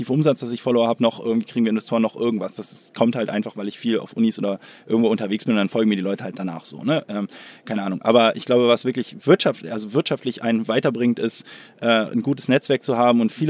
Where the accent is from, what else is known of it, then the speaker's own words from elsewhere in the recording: Hamburg, Germany; born there; bin eigentlich Hamburger